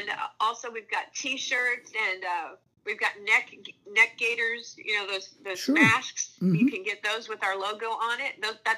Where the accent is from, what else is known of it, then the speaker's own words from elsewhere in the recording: Minnesota, United States; moved away; a neighbor of mine growing up in Minnesota